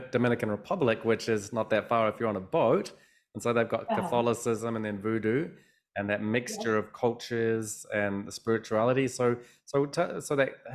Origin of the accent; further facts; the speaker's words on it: New Zealand; I was born in New Zealand.